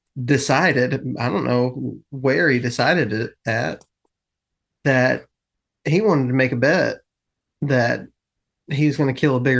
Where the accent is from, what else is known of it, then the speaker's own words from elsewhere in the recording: Texas, United States; But I grew up in West Texas.